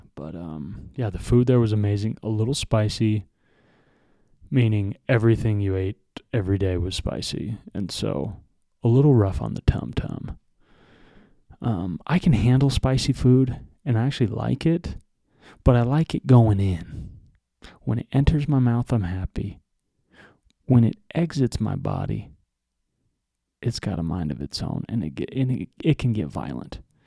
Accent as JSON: {"language": "English", "country": "United States", "said": "we are white Americans"}